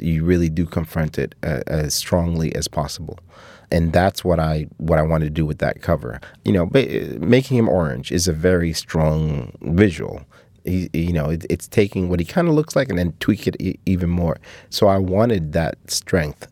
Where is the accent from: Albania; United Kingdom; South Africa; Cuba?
Cuba; moved away; my family from my hometown